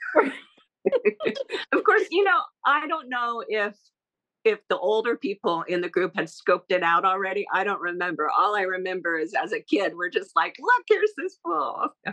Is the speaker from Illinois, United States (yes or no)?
no; Encinitas, California, United States; I grew up in Encinitas, which is uh, it was a little beach town um, in Southern California.